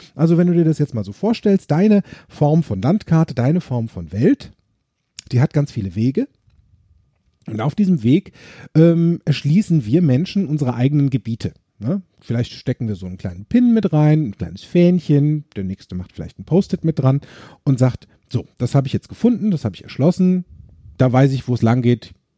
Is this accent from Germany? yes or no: yes; Germany; bei uns in Deutschland